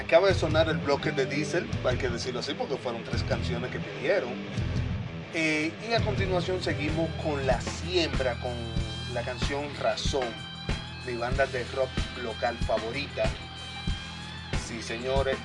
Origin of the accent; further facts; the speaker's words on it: Dominican Republic; nosotros somos de República Dominicana